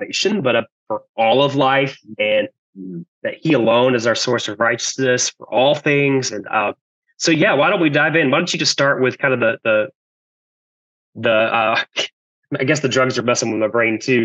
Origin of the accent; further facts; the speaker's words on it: Georgia, United States; growing up in Georgia, working the farm with my grandpa